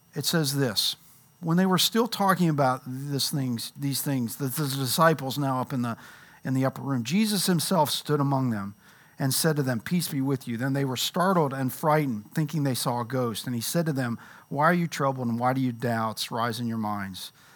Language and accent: English; Louisville, Kentucky, United States; moved away; I grew up in Louisville